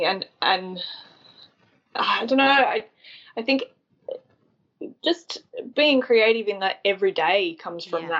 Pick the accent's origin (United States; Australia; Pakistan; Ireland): Australia; Tathra, New South Wales; I grew up on the far south coast of New South Wales, which is where I am now.